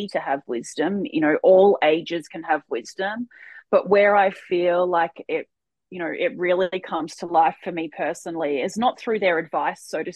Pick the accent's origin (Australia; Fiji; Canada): Australia; Port Douglas, Queensland; we grew up together in Port Douglas